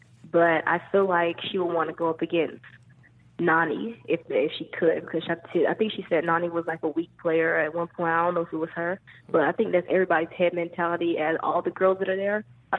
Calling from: North Carolina, United States; I'm calling from North Carolina.

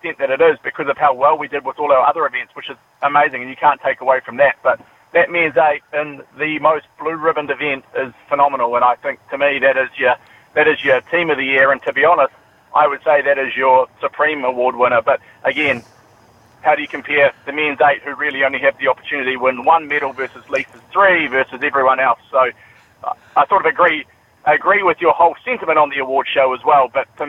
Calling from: Auckland, New Zealand; I'm from Auckland.

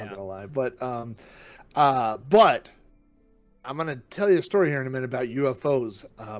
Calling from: Oklahoma City, Oklahoma, United States; Right, I'm calling in from Oklahoma City, Oklahoma.

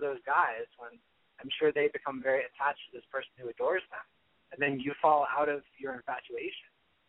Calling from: Los Angeles, California, United States; I'm calling from the LA area.

